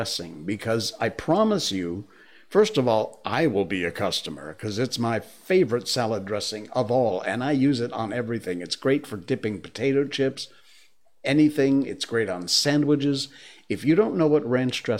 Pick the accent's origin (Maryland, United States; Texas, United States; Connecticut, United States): Connecticut, United States; Cornwall; moved away; my hometown, Cornwall, Connecticut